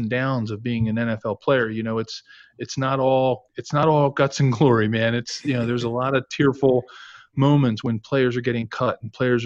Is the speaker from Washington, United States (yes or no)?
no; Ridley Township, Pennsylvania, United States; also born or lived in South Philadelphia; after we moved out of South Philadelphia, I grew up in Delaware County in Ridley Township outside of Philadelphia near the airport